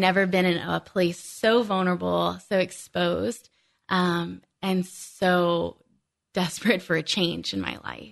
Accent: South Louisiana, United States; moved away; I was born and raised there, born and raised in South Louisiana.

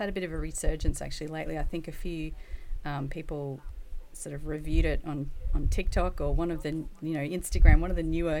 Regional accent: Australia; as an Australian, we don't generally respond to like really over-the-top cutesy stuff very well.

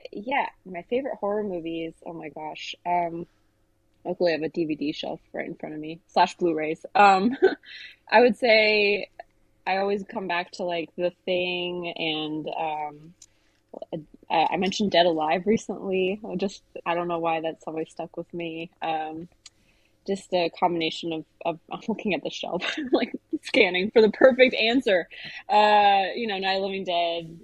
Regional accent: Austin, Texas, United States; I grew up in Austin

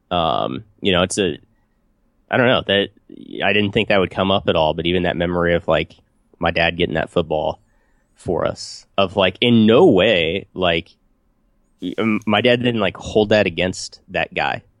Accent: United States; my hometown is, dude, small, small town, U S A.

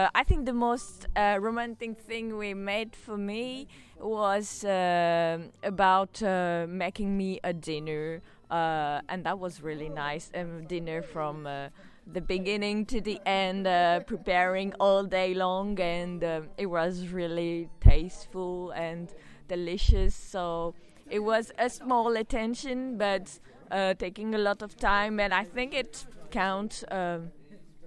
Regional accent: France; English is a second language; also born or lived in suburb of Paris; I'm from France. I live in a suburb

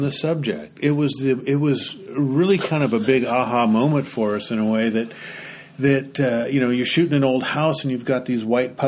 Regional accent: Oregon, United States; I'm from Oregon.

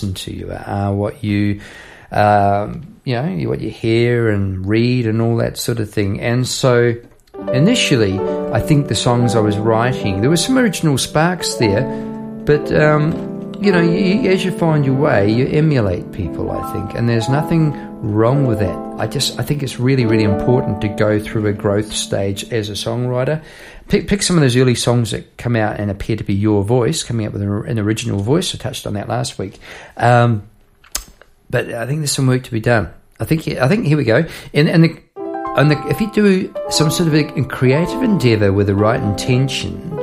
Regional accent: New Zealand; moved away as an adult; now in Australia; Part of me will always be from, you know, bit there in New Zealand

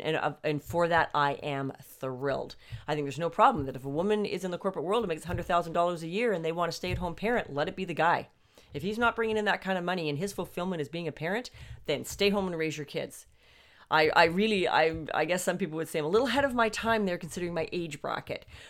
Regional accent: Canada; I'm actually Canadian.

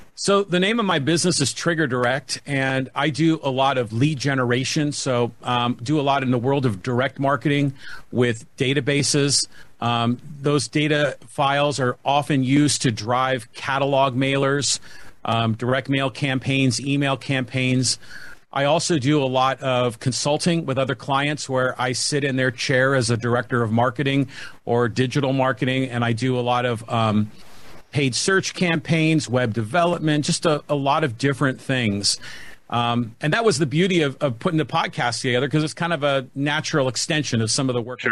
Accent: San Francisco Bay Area, California, United States; moved away as an adult; also born or lived in San Diego, California; now in Poway, United States; born and raised in the San Francisco Bay Area. Came down here to go to UC San Diego in the early '80s, and and just never left.

